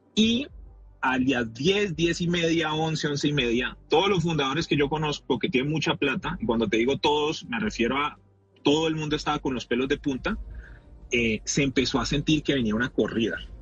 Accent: Colombia; como latinoamericano

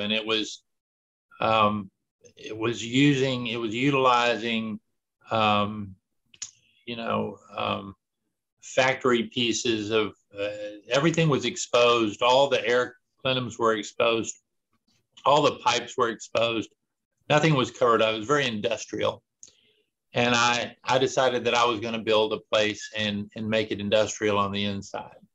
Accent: Texas, United States; I grew up about a mile from where I live right now. I've never lived anywhere else for any length of time

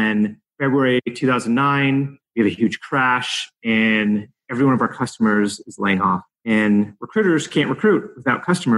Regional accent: Illinois, United States; moved away as an adult; now in California, United States; My dad moved me around the country, but my formative years in high school, I grew up outside of Chicago. So yeah, I was there after high school.

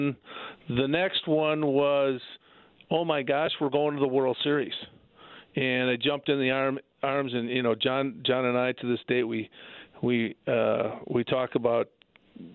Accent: Minnesota, United States; growing up in Minnesota, I was a huge Twins fan

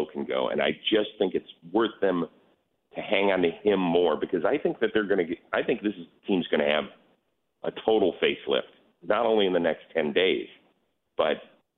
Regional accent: Cleveland, Ohio, United States; you guys know I'm from Cleveland.

